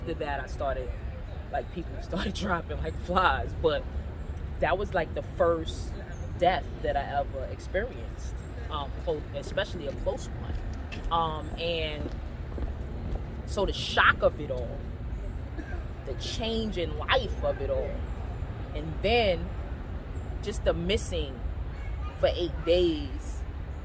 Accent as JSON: {"language": "English", "town": "New York City", "region": "New York", "country": "United States", "said": "I'm from Castle Hill Projects, and to be from the hood"}